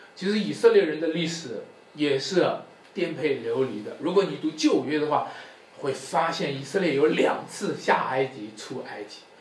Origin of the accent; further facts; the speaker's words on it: China; 我们中国人